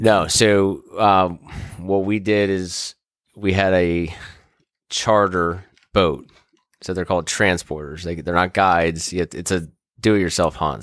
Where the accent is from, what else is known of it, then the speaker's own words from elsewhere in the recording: Kensington, Maryland, United States; I grew up in Kensington, Maryland, where I live currently